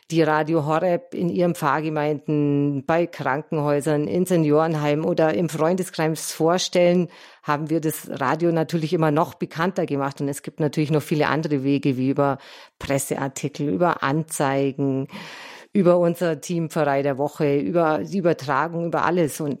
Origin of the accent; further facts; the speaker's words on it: Bad Wörishofen, Bavaria, Germany; now in Balderschwang, Germany; In meiner Kindheit, ich komme aus Bad Wörthershofen, waren wir hier immer Skifahren